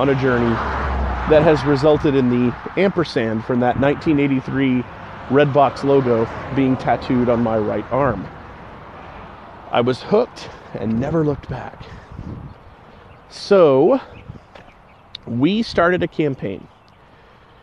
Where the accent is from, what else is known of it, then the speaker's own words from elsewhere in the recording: Round Rock, Texas, United States; also born or lived in Longview, Texas / Lake Charles, Louisiana / Humble, Texas; we had moved back to Round Rock, which I now consider my hometown